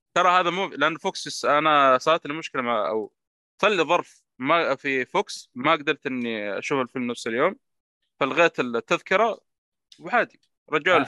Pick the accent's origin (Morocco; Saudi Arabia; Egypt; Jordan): Saudi Arabia; عندنا في السعودية